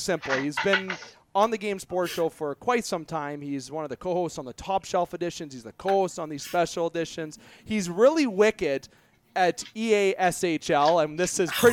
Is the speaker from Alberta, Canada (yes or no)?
no; Sault Ste. Marie, Ontario, Canada; we're from Sault Ste. Marie